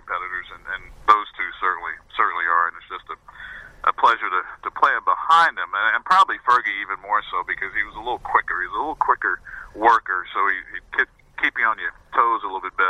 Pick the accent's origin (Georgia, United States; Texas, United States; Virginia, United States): Virginia, United States; Southwest; now in New Jersey, United States; growing up in Southwest Virginia, as I did back in those days